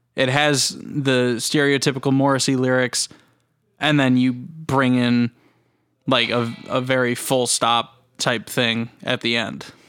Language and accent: English; United States; we're American